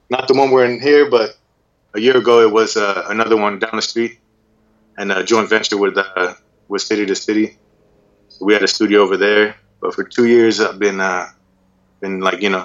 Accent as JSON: {"language": "English", "town": "Oceanside", "region": "California", "country": "United States", "tie": "born or raised there", "said": "I'm from Oceanside, California, born and raised."}